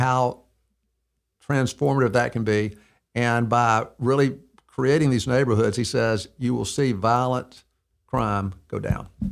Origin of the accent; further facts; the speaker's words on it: Mountain Brook, Alabama, United States; also born or lived in Birmingham, Alabama; I was born, uh, December fifteenth, nineteen fifty-three. I'm sixty-eight years old in, uh, in Birmingham, Alabama. Um, I grew up in Mountain Brook